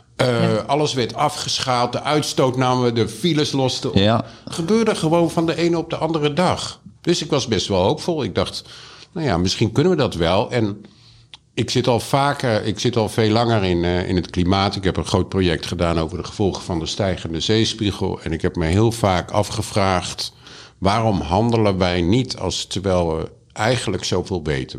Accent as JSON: {"language": "Dutch", "region": "Utrecht", "country": "Netherlands", "tie": "born or raised there", "moved": "yes", "lives_now": "Amsterdam, Netherlands", "said": "ik ben geboren in Utrecht"}